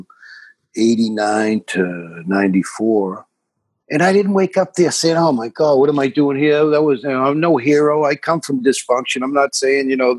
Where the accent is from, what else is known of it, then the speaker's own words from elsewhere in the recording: Boston, Massachusetts, United States; I'm from South Boston, which is like a 2 square mile section of Boston, you know, predominantly Irish